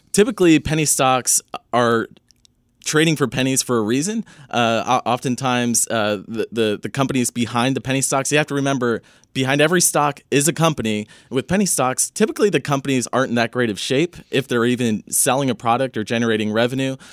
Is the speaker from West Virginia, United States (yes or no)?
no; Northern California, United States; I grew up in Northern California, kind of the, the weed capital of, of California